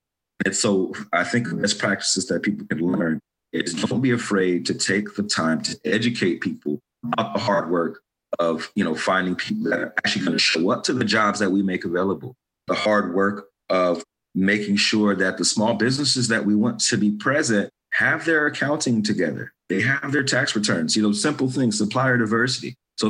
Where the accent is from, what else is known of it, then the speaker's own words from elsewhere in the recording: Inglewood, California, United States; also born or lived in Gardena, California; I grew up on Manchester in the city of Inglewood with my mother. And then I also grew up with my father on Vermont in the city of Gardena.